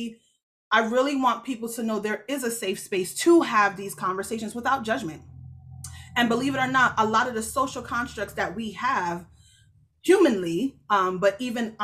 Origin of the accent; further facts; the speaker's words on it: Jamaica; I'm Jamaican. So the church I go to is Jamaican